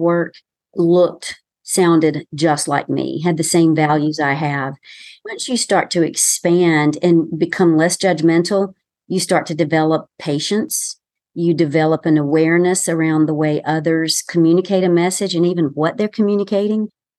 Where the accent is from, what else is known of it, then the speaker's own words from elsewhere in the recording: the South, United States; accent: Southern; I, too, have worked on my accent and still sound like I'm from the South, and I can be much more relaxed, as you know, and sound much more Southern